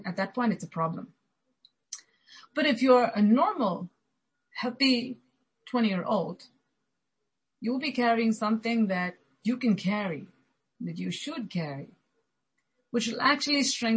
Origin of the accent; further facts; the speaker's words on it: India; growing up in India, especially if you have to go to school